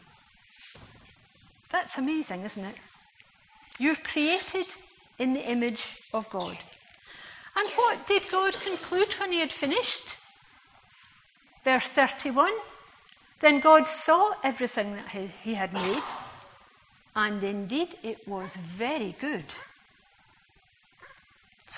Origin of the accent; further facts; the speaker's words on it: Scotland, United Kingdom; as a Scot